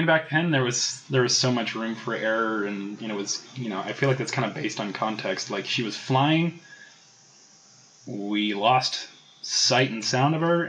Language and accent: English; Vacaville, California, United States; also born or lived in Fairfield, California; I was born in Vacaville, little cow town. California.